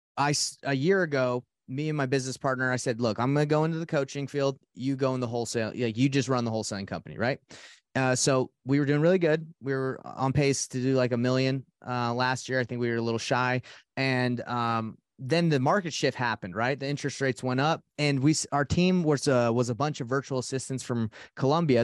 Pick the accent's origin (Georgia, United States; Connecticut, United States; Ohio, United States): Georgia, United States; Atlanta; now in Salt Lake City, United States; I'm from Salt Lake City, Utah. Um, 32 years old. Uh, and uh, I grew up in Atlanta, Georgia